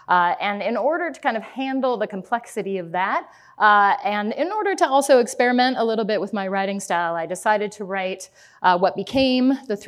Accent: Colorado, United States; now in Boston, United States; I am from Boston now, but I grew up in Colorado.

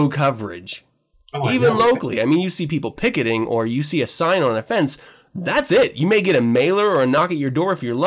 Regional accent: United States; as an American

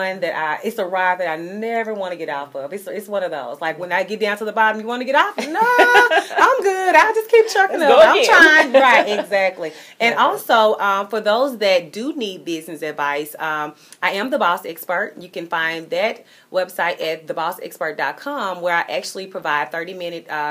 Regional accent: Memphis, Tennessee, United States; my hometown of Memphis, Tennessee

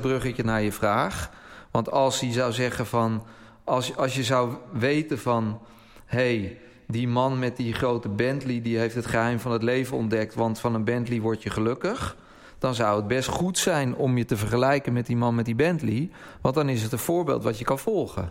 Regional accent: Netherlands; als Nederlanders

